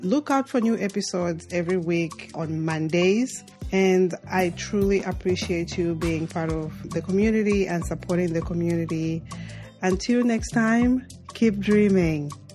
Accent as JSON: {"language": "English", "town": "Mongu", "region": "Western Province", "country": "Zambia", "tie": "born or raised there", "also_born_or_lived": "Lusaka, Zambia", "said": "I was born and raised in Zambia, and uh, I grew up uh, very rural"}